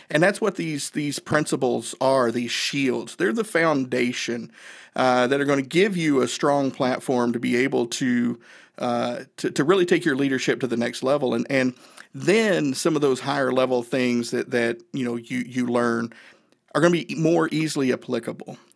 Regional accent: Northeast Tennessee, United States; I grew up in Northeast Tennessee

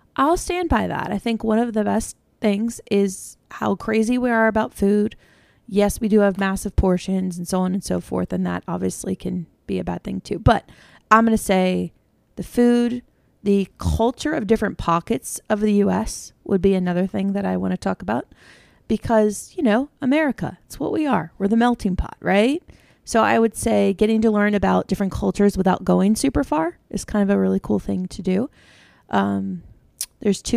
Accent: United States; being an American

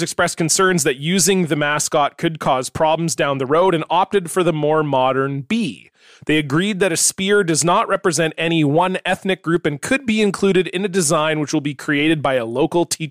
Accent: Semiahmoo area, British Columbia, Canada; my high school is named after the band in our area, the Semiamu

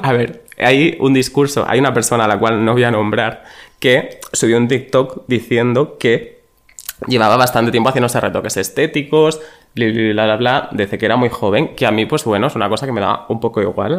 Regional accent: Extremadura, Spain; moved away; 06400, ese es el de mi pueblo

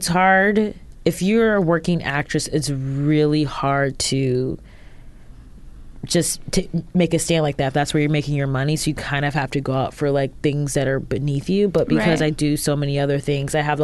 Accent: Ohio, United States; We're both from Ohio

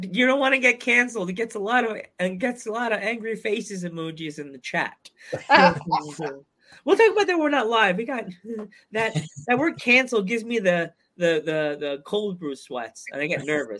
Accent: United States; I'm from America

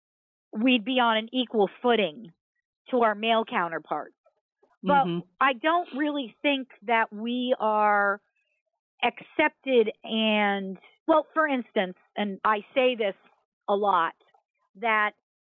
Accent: New York area, United States; now in California, United States; I'm from the New York area originally

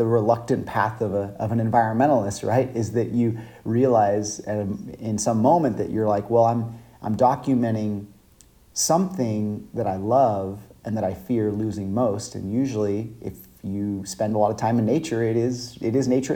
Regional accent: Five Cities, Central California, United States; I grew up in Central California, and I still live there today, actually. Small town called the Five Cities

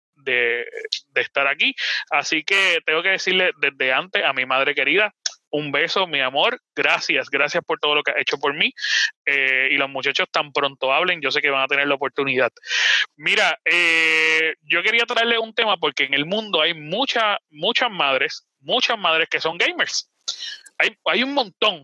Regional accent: Puerto Rico; Nosotros estamos directamente en Puerto Rico transmitiendo, por lo menos mis Chai, Boar y yo

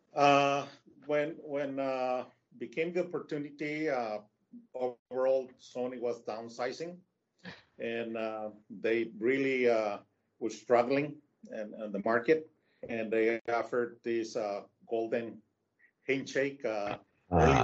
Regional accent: Tijuana, Baja California, Mexico; moved away; also born or lived in United States; I'm a uh, Mexico native. I'm from Tijuana.

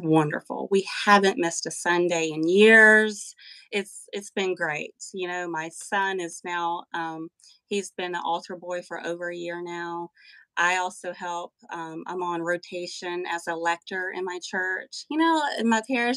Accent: Western North Carolina, United States; I am from Western North Carolina, the heart of the Appalachian Mountains.

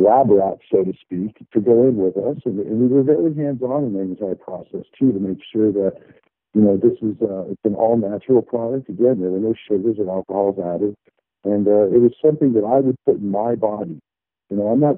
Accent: Colorado, United States; I grew up in Colorado

